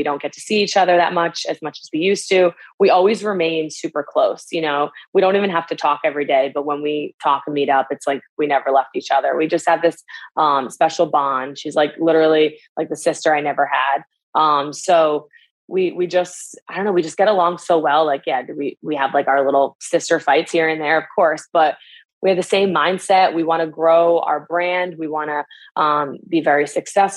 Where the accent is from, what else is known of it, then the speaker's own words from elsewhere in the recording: Northeast, United States; We're both from the Northeast.